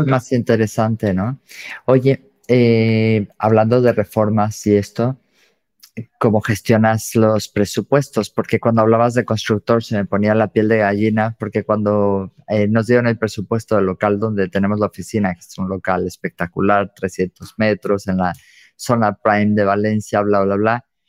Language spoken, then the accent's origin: Spanish; Mexico; soy mexicana